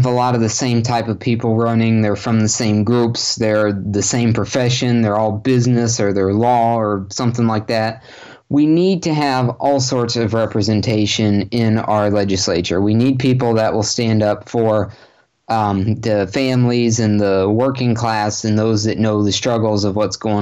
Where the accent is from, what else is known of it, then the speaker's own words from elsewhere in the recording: Sarasota, Florida, United States; also born or lived in North Port, Florida; I've lived in Sarasota County my whole life. I was born in Sarasota.